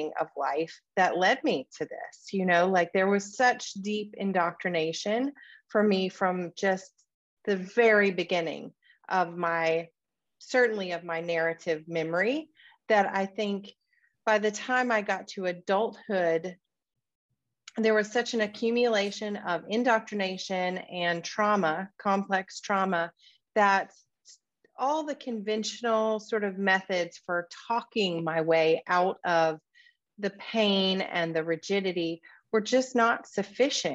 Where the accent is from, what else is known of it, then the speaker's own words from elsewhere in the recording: Deep South, United States; I grew up in the Deep South in what's referred to as the Bible Belt in the United States